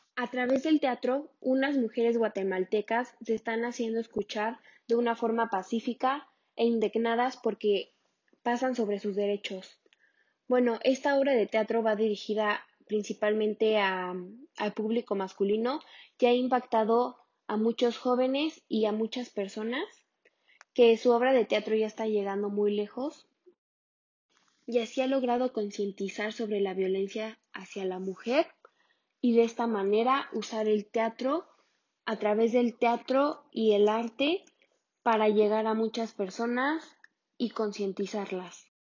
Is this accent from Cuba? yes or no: no; Mexico; como mexicana sé lo que está ocurriendo en México actualmente contra la mujer